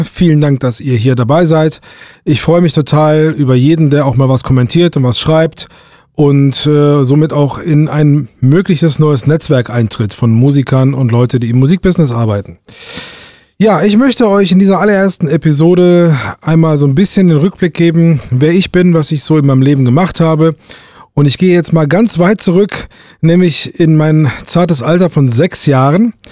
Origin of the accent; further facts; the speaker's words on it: Duisburg, North Rhine-Westphalia, Germany; Damals äh, aufgewachsen bin ich in Duisburg.